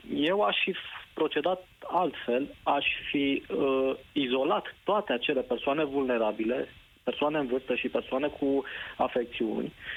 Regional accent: Brașov, Brașov County, Romania; eu sunt din Brașov

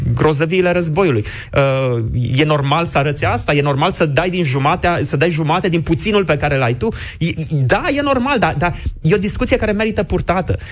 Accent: Romania

